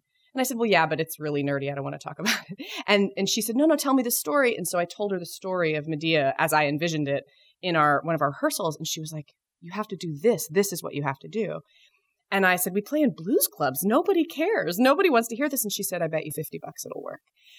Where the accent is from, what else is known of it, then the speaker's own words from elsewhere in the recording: Texas, United States; moved away as an adult; also born or lived in Virginia; now in New York, United States; I was actually born in Texas and then went to college at the University of Virginia and then moved to New York to do my grad work